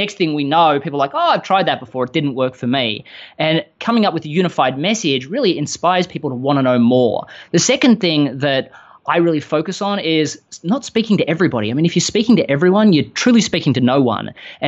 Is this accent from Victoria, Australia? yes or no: yes; Melbourne, Victoria, Australia; moved away as an adult; now in Austin, United States; I live in Austin, Texas, I'm not quite from around here. I grew up in Melbourne, Australia. In 2013, I spent the entire year traveling the world after some business successes in Australia and fell in love with a girl in America.